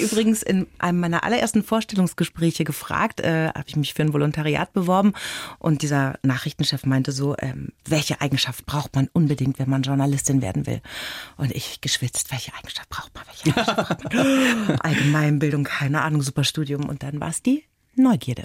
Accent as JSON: {"language": "German", "area": "Franconia", "region": "Bavaria", "country": "Germany", "tie": "born or raised there", "said": "ich bin gebürtige Bayerin, also Fränkin"}